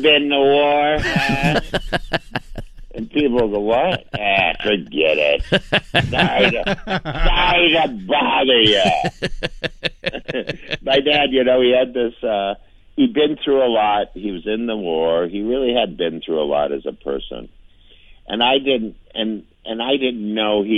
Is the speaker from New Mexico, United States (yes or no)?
no; St. Paul, Minnesota, United States; I grew up in St. Paul